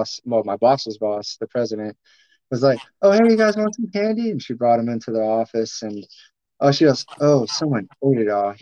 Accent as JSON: {"language": "English", "town": "Summerville", "region": "South Carolina", "country": "United States", "also_born_or_lived": "Charleston, South Carolina", "said": "I was born in Charleston, but we live in Somerville. I'm from Somerville, South Carolina."}